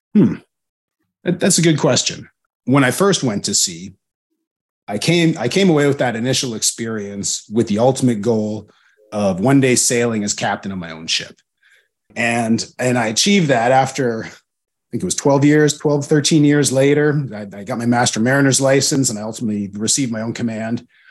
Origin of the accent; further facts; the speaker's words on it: Alberta, Canada; moved away as an adult; I come from Alberta, which is a landlocked province in Canada